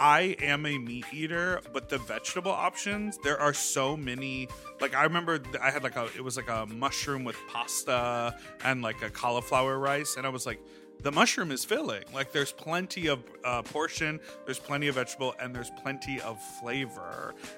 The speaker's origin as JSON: {"language": "English", "town": "Evanston", "region": "Illinois", "country": "United States", "tie": "born or raised there", "said": "I am from Evanston. That's my hometown."}